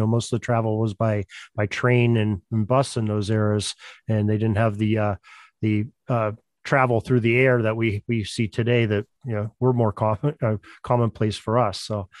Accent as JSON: {"language": "English", "town": "Erie", "region": "Pennsylvania", "country": "United States", "said": "Now, I'm from Erie, Pennsylvania, which is in the western side of Pennsylvania."}